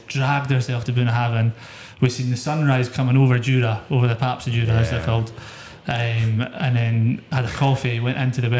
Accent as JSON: {"language": "English", "town": "Edinburgh", "region": "Scotland", "country": "United Kingdom", "said": "it must have noticed the accent. Where are you two from? Yeah. Right. Edinburgh."}